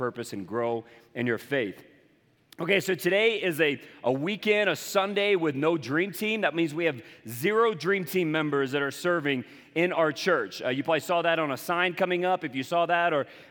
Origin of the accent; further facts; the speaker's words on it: Charleston, South Carolina, United States; accent: Southern; moved away; I'm from the coastal South, Charleston, South Carolina. And you'll hear it you'll hear it in my voice every once in a while.